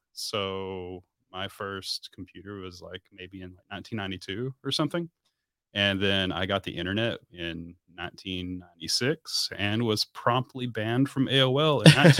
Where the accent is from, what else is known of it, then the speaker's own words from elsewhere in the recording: Odessa, Texas, United States; moved away as an adult; also born or lived in Midland, Texas; now in San Antonio, United States; Yeah, so I'm originally from Odessa, Texas, West Texas, right? And now I'm not. So here we are. I grew up in Odessa, moved to Midland, which is also kind of oil-filled country over there